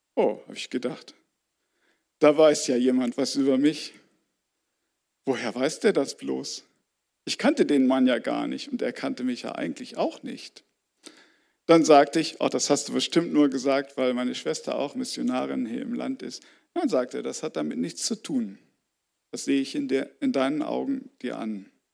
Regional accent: Göttingen, Lower Saxony, Germany; moved away as an adult; also born or lived in Mali; in meiner Heimatstadt Göttingen

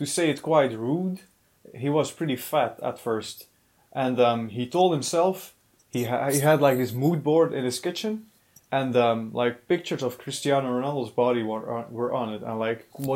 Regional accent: Belgium; we are from Belgium

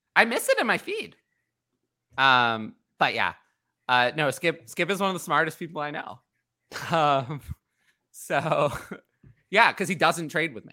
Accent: New York City, New York, United States; I'm from New York City

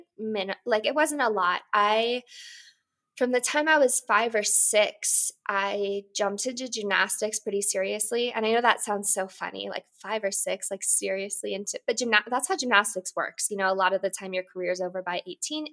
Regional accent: Boulder, Colorado, United States; I grew up in Boulder, Colorado

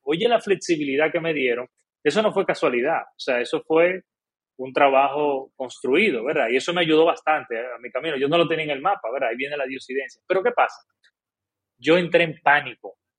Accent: Dominican Republic; como buen dominicano

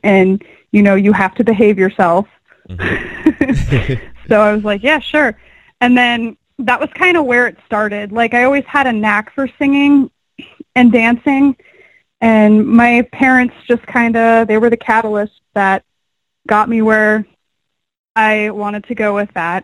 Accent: Port Richey, Florida, United States; I grew up in a very small, uneventful town called Port Richey, Florida

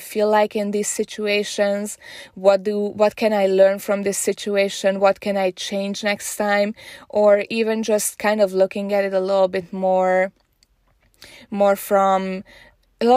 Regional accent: Hungary; moved away; I'm originally from Hungary

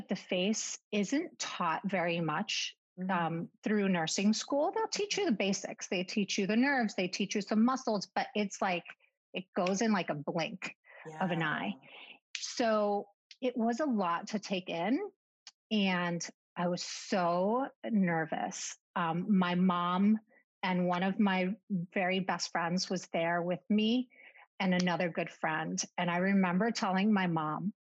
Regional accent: Miami, Florida, United States; moved away; also born or lived in Argentina (parents); I'm from Miami, born and raised

